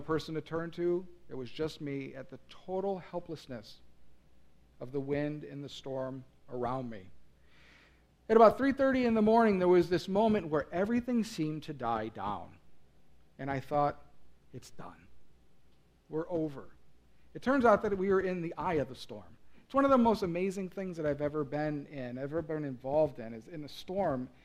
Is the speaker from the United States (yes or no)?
yes; Midwest, United States; also born or lived in North Carolina; I grew up in the Midwest. I've always been here